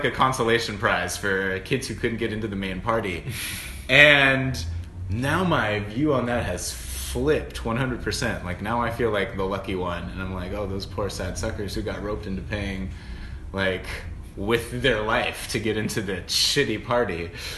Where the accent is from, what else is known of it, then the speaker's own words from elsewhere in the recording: San Diego, California, United States; when I was a little baby gay growing up in San Diego